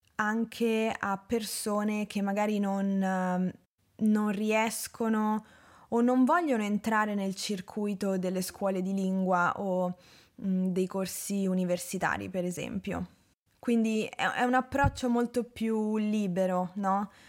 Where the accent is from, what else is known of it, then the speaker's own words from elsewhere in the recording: Rome, Lazio, Italy; also born or lived in Norway; Sì, sono nata a Roma.